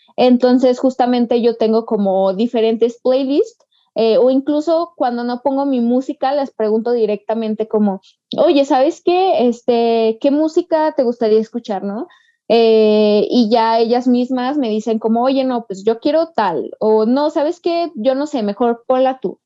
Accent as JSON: {"language": "Spanish", "region": "Aguascalientes", "country": "Mexico", "said": "yo soy de Aguascalientes"}